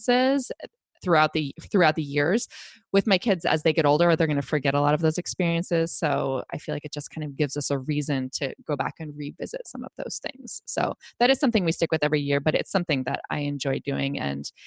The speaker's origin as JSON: {"language": "English", "region": "Ohio", "country": "United States", "tie": "born or raised there", "also_born_or_lived": "Texas", "moved": "yes", "lives_now": "New England, United States", "said": "I had the same tradition growing up in Ohio."}